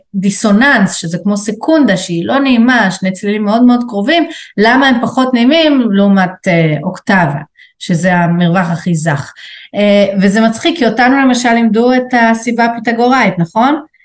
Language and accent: Hebrew; Tel Aviv, Tel Aviv District, Israel; כתל אביבית שגדלה על בטון